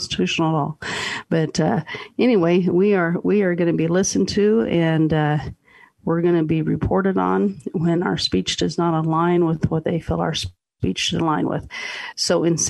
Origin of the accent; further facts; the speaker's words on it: Texas, United States; I was from Texas, so hockey was not a big sport in Texas